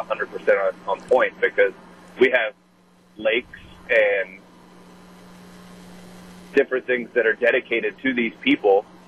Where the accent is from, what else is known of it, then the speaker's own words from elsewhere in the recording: West Virginia, United States; now in Milwaukee, United States; I'm from a rural town in West Virginia where a general, Confederate general, Stonewall Jackson is from.